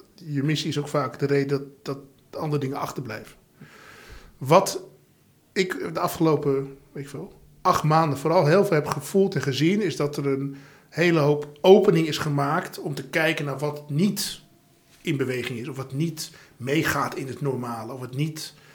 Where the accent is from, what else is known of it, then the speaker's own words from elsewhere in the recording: Amstelveen, North Holland, Netherlands; Ik ben opgegroeid in Amstelveen